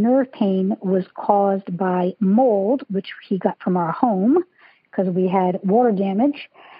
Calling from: Menlo Park, California, United States; I'm calling from Menlo Park, California.

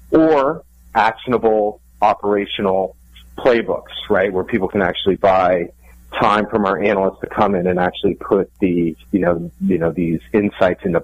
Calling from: Diamond Head, Hawaii, United States; I am calling in from Diamond Head on Oahu

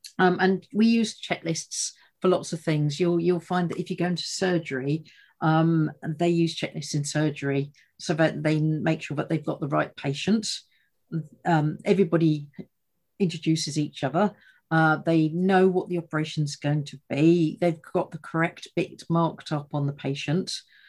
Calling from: East of England, United Kingdom; So today I'm out and about, and I'm in the heartlands of Essex

